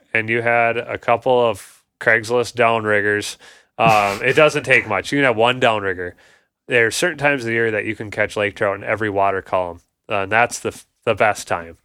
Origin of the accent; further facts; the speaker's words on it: Ham Lake, Minnesota, United States; I grew up in Ham Lake as well, Blaine area, um, north suburbs